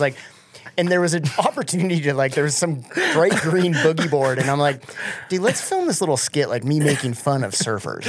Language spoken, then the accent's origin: English; Colorado, United States; also born or lived in Michigan; I grew up in Colorado